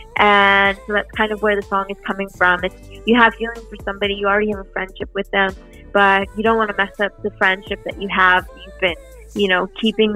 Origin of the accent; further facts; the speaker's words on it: Ottawa, Ontario, Canada; moved away as an adult; now in Toronto, Canada; growing up in Ottawa